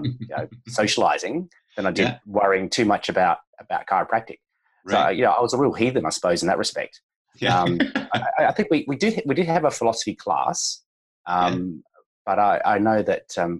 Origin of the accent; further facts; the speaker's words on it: Adelaide, South Australia, Australia; also born or lived in Melbourne / Sydney; I was born in Melbourne. My dad's Singaporean, mum's Anglo-Australian, but spent most of my life here in Adelaide